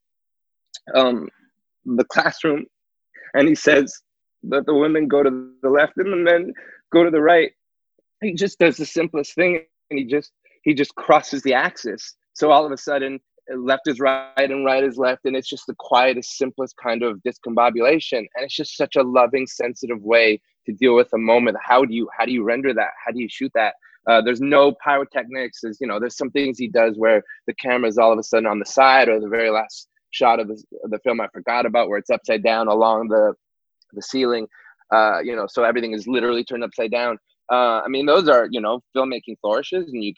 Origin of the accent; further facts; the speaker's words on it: Montreal, Quebec, Canada; I'm from Montreal as well.